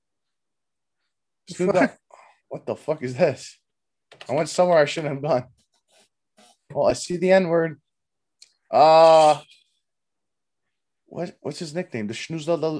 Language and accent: English; Canada; We're Canadian